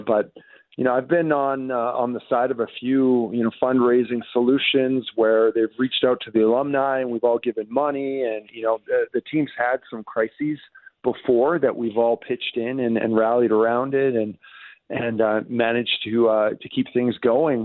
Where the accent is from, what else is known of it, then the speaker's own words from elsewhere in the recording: British Columbia, Canada; as a Canadian who grew up in Canada, in British Columbia